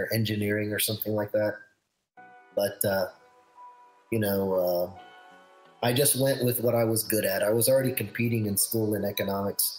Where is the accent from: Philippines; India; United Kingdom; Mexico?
Philippines; I am Filipino